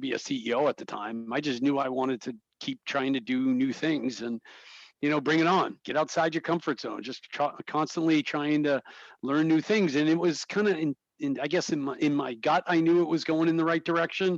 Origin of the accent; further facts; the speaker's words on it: North Attleboro, Massachusetts, United States; I grew up in North Attleboro